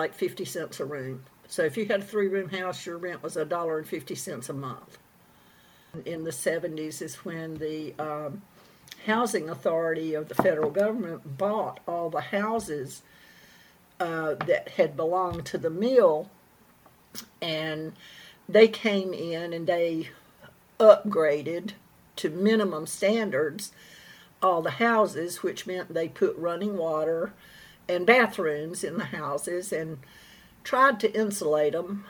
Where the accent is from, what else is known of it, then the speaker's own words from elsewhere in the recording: Bynum, North Carolina, United States; back when I was younger and a teenager and growing up in Bynum